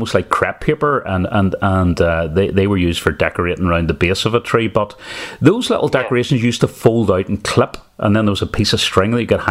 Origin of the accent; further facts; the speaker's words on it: Lisburn, Northern Ireland, United Kingdom; when I grew up in Lisburn, I was probably part of some carol singing groups, and we would have went out round doors.